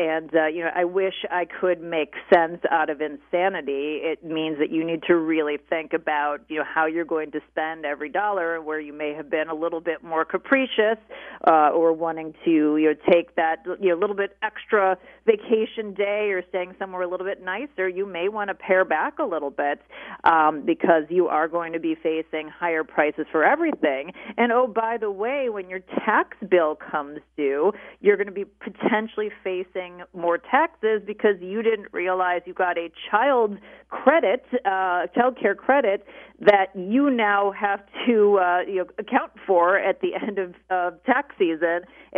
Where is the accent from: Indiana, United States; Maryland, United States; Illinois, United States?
Illinois, United States; Chicago; also born or lived in Pennsylvania / California; I grew up on the North Shore of Chicago after living in Pennsylvania and California, back here again.